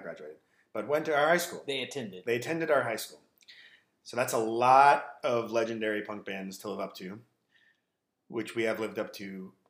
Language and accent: English; Manhattan Beach, California, United States; I grew up in Manhattan. And I went to Catholic school, American Martyrs. 9 years of Catholic school